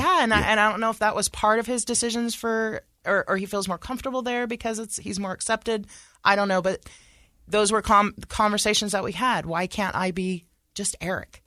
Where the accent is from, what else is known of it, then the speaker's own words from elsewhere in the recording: Sacramento, California, United States; moved away as an adult; now in Utah, United States; I was raised in California uh, around a lot of diversity